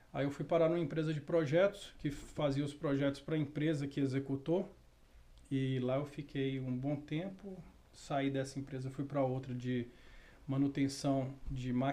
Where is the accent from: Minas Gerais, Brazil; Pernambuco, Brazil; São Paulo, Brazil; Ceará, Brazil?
Minas Gerais, Brazil; Montes Claros; Não, eu nasci em Minas.